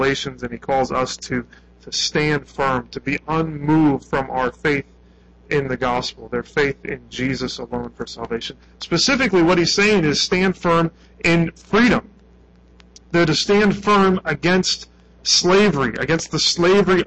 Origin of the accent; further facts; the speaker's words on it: United States; I'm an American